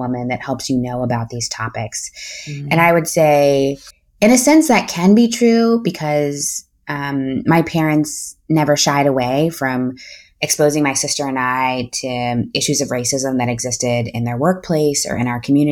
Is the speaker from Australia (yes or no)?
no; Akron, Ohio, United States; I grew up in Akron, Ohio